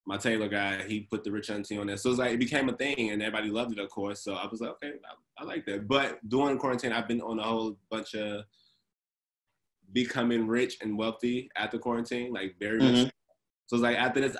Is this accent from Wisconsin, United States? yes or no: no; Chicago, Illinois, United States; I grew up in Inglewood, south side of Chicago